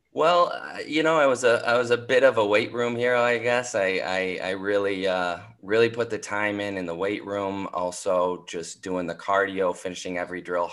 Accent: St. Paul, Minnesota, United States; moved away as an adult; now in New York City, United States; I'm from St. Paul, Minnesota, and I'm the oldest of two

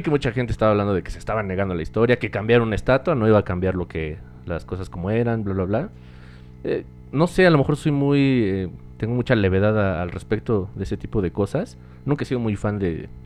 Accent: Mexico

